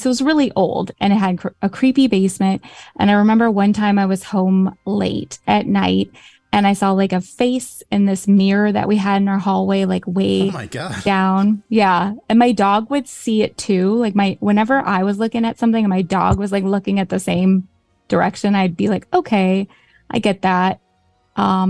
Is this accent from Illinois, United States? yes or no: yes; Chicago, Illinois, United States; I'm from Chicago